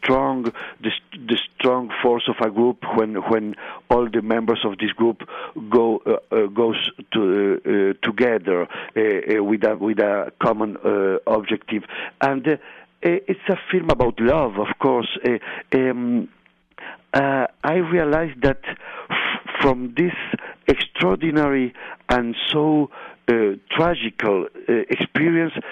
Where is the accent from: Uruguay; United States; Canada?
Uruguay; Montevideo; English is a second language; I grew up in Montevideo, like all the guys who was on this plane